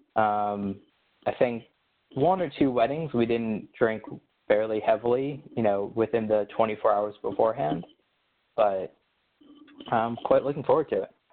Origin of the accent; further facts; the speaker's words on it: Baltimore, Maryland, United States; moved away as an adult; I grew up in Baltimore, you know, stone's throw from, from DC